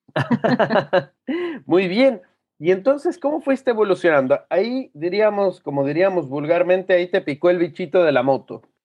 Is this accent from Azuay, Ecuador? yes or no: yes; Cuenca, Azuay, Ecuador; now in La Serena, Chile; que vengo de Ecuador, que de una ciudad